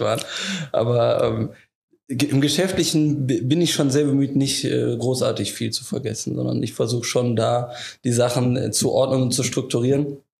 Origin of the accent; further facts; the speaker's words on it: Leverkusen, North Rhine-Westphalia, Germany; moved away; also born or lived in Frankfurt; ich komme aus dem Leverkusener Raum, deswegen auch die Nähe familiär ähm, nach Wuppertal relativ, äh, relativ gut gegeben